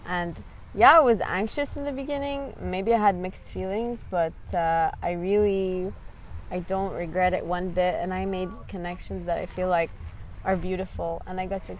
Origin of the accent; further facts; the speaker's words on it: Abu Dhabi, United Arab Emirates; born there; also born or lived in Lebanon / Canada; So I was born in Abu Dhabi, and then we moved to Canada for, I mean, we moved to Lebanon for a year, and then we moved to Canada for 4 years to get the citizenship